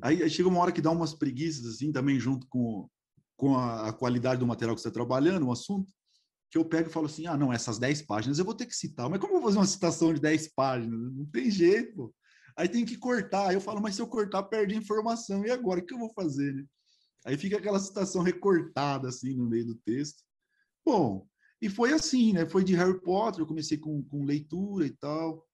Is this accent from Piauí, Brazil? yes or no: no; Araraquara, São Paulo, Brazil; eu sou de Araraquara, ainda moro aqui